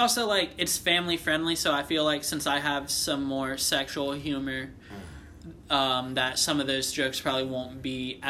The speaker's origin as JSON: {"language": "English", "town": "Columbiana", "region": "Ohio", "country": "United States", "tie": "born or raised there", "said": "I grew up originally in Columbiana"}